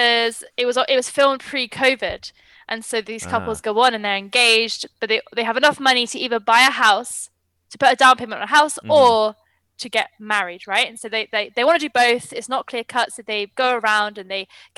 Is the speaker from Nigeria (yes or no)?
no; United Kingdom; I am British as well